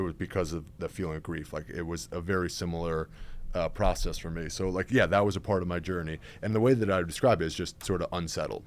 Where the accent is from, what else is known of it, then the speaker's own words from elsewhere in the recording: Westchester, New York, United States; So I grew up in Westchester, New York, so suburbs of New York City